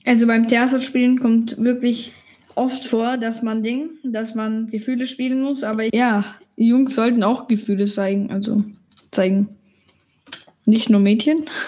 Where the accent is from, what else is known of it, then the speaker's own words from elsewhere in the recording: Germany; ich bin Deutsche.